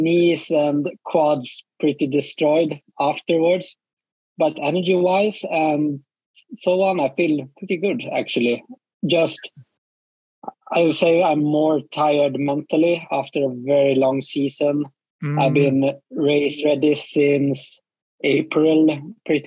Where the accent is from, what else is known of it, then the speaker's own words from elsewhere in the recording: Falun, Dalarna County, Sweden; moved away as an adult; also born or lived in Åre, Sweden; now in Trondheim, Norway; I was born in Falun, Borlänge, like in the middle of Sweden